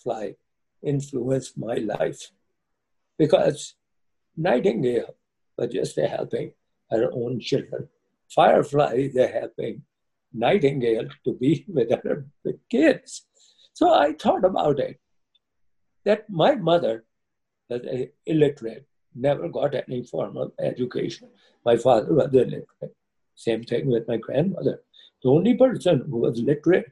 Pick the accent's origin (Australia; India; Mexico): India; now in United States; I come from India.